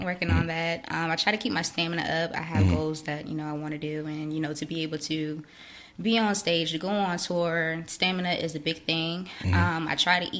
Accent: Callao, Virginia, United States; I am from Callio, Virginia.

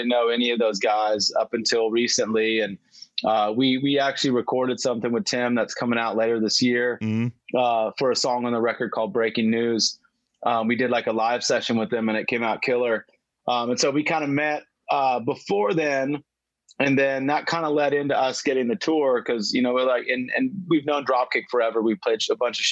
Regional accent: Pico Rivera, California, United States; I'm from Pico Rivera, which is just a city on the outskirts of East LA, Los Angeles

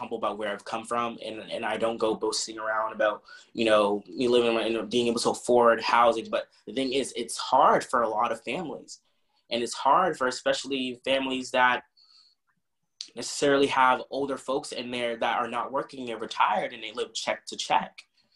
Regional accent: Boston, Massachusetts, United States; I was born in Roxbury

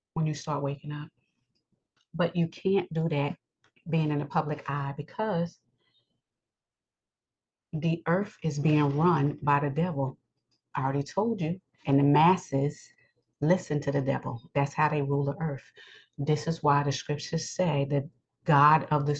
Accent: New York, United States; I live in New York. I'm a New Yorker

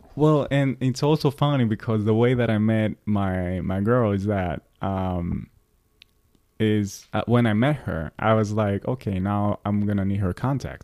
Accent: Greece; moved away as an adult; now in New York, United States; when I moved from Greece

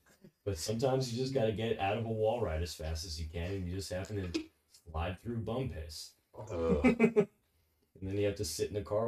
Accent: New Jersey, United States; I'm from New Jersey.

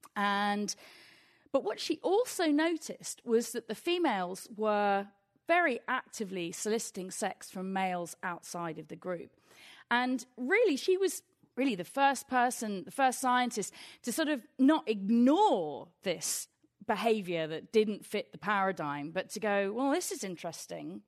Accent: England, United Kingdom; I'm from England

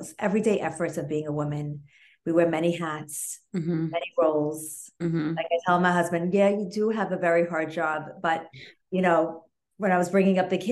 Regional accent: New York City, New York, United States; I'm from the Sephardic Jewish community in Brooklyn

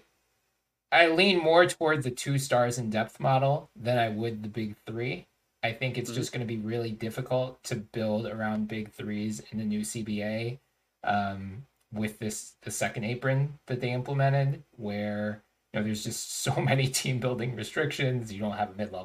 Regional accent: Philadelphia, Pennsylvania, United States; moved away as an adult; I was born and raised in Philadelphia. Have not lived there for almost

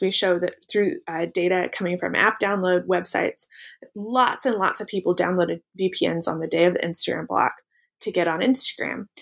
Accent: Pacific Northwest, United States; I grew up in the Pacific Northwest

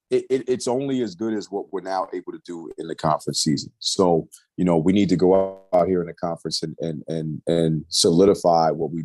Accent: New York, United States; moved away; we're both from New York

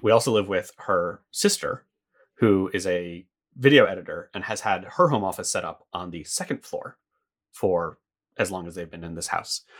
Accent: United States; moved away as an adult; I was maybe six weeks away from moving back to the States

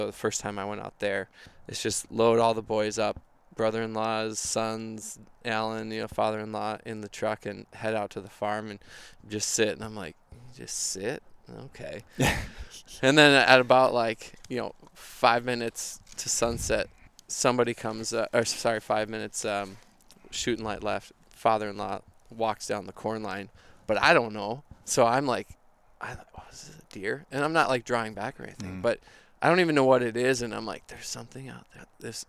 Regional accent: Minneapolis, Minnesota, United States; I'm from Minnesota, grew up in Minneapolis, still live here.

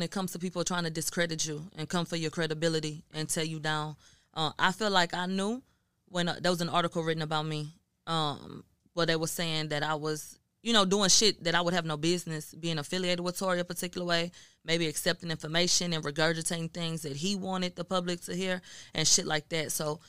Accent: Houston, Texas, United States; I'm from Houston, born and bred. Yeah. And so I went to Third Ward. You know, I got people from Third Ward. I went to TSU.

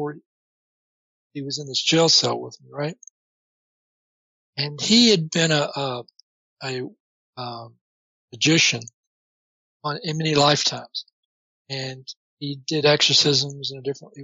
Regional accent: Orange, Texas, United States; moved away; also born or lived in Portland, Oregon; I was born in Orange

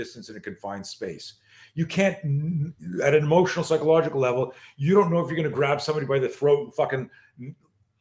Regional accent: Canada; moved away as an adult; now in United States; I grew up in Canada

